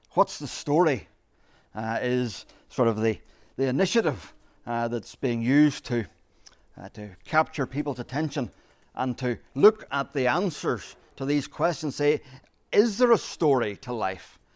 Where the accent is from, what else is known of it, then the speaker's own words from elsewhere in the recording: Ireland; As Irish people, we are storytellers. We are born storytellers